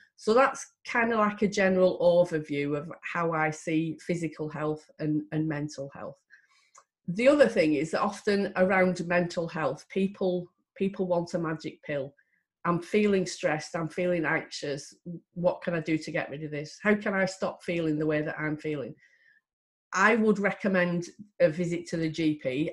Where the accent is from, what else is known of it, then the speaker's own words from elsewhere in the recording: Lancashire, North West England, United Kingdom; I am from Lancashire